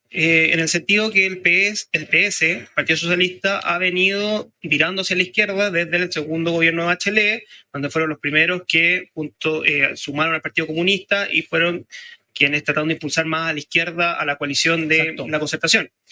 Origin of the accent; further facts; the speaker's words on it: Chile; todos podemos decir somos chilenos